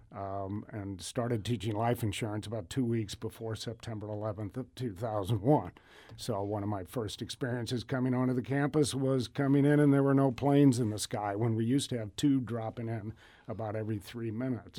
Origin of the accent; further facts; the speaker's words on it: Edwardsville, Illinois, United States; also born or lived in Provo, Utah / Brazil; My family grew up in Edwardsville